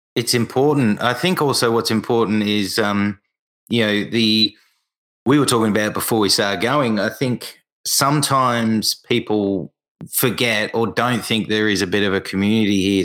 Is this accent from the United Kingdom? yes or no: no; Australia; for me as an Australian